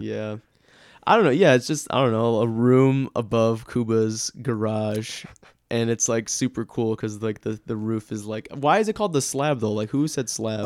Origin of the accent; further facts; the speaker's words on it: United States; I'm an American